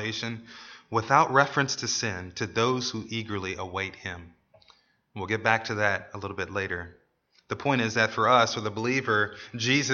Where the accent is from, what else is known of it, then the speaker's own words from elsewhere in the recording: United States; As American citizens